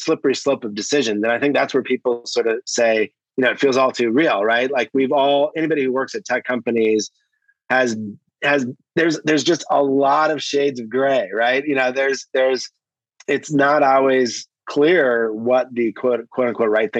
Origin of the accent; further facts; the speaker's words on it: Wisconsin, United States; moved away as an adult; now in Silicon Valley, United States; I'm a transplant from Wisconsin, you know, came here in the late 90s